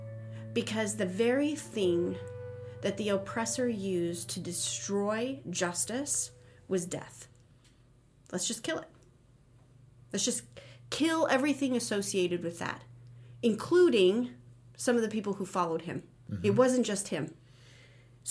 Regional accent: Phoenix, Arizona, United States; I grew up in Phoenix

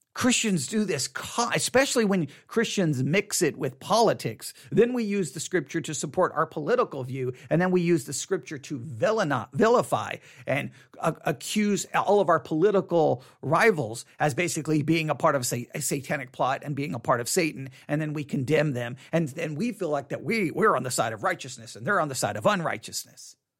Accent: Texas, United States; accent: Texas; my Texas accent

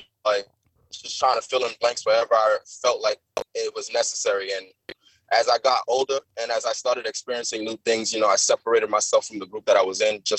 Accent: New York City, New York, United States; I'm from Staten Island. Okay. Born and raised.

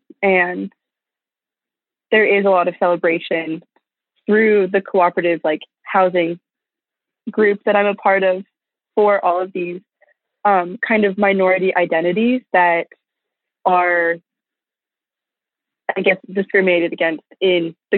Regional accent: East Coast, United States; now in Texas, United States; I did not. No, I'm from the East Coast.

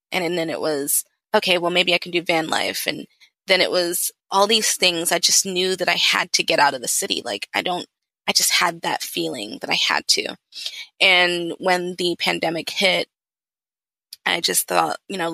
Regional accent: Atlanta, Georgia, United States; also born or lived in London, England; I'm originally from London, half Nigerian, half Ghanaian, born in England, raised in Atlanta

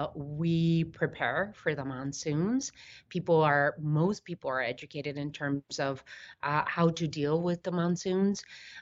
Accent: Somerton, Arizona, United States; I was born in Yuma, raised in Summerton, Arizona, 10 minutes from the border in the Yuma Valley.

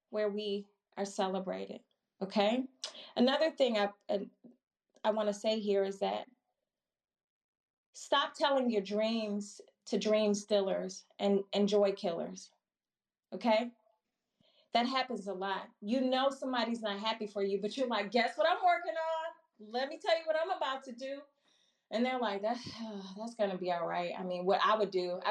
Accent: Milwaukee, Wisconsin, United States; moved away as an adult; also born or lived in Chicago; I'm born and raised in Milwaukee, Wisconsin, originally, and moved to Chicago for college

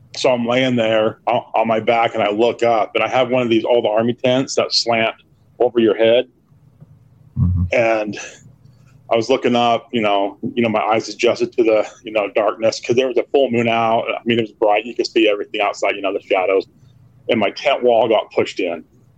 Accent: Utah, United States; I'm from Utah. But I was born there.

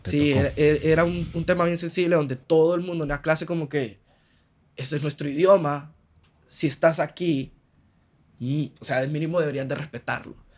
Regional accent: Honduras; moved away as an adult; also born or lived in Barcelona, Spain; vengo de Honduras donde me muevo a todos lados en carro

